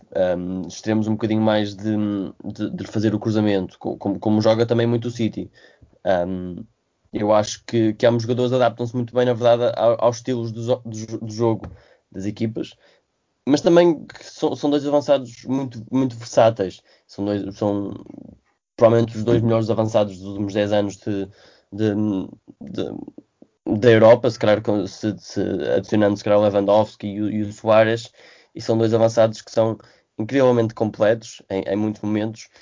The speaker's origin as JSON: {"language": "Portuguese", "country": "Portugal", "said": "como português"}